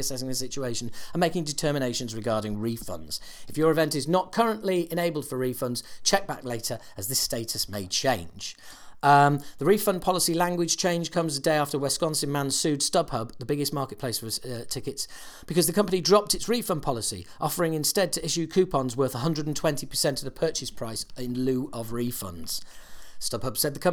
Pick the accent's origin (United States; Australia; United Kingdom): United Kingdom; us Brits